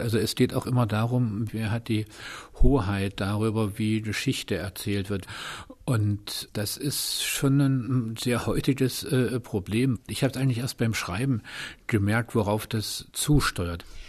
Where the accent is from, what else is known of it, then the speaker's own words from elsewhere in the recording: Dresden, Saxony, Germany; now in Berlin, Germany; als geborener Dresdner